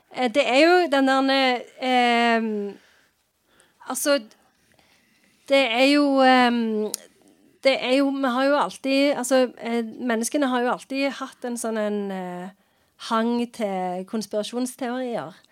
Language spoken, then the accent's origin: Norwegian; Sandnes, Rogaland, Norway; jeg vokste opp i Sandnes